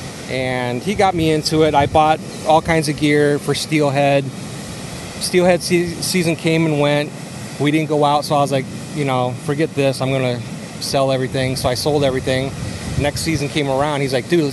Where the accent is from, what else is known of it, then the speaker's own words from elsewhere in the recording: North Ridgeville, Ohio, United States; I'm from right outside of Cleveland, Ohio, in North Ridgeville